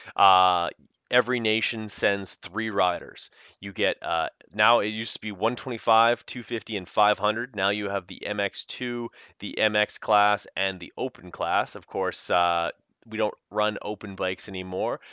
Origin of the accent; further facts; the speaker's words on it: Canada; the French connection of being Canadian